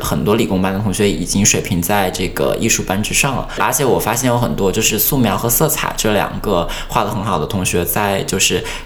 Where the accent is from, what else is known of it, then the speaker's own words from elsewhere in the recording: Wuhan, Hubei, China; moved away; 我是来自湖北武汉